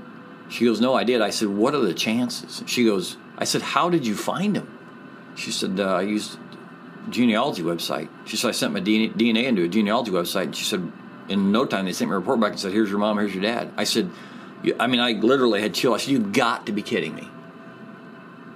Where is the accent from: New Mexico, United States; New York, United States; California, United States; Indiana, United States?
Indiana, United States; Angola; I'm from Angola